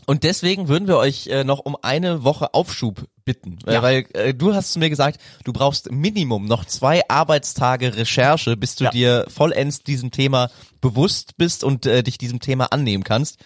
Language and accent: German; Bonn, North Rhine-Westphalia, Germany; ich komme ja aus Bonn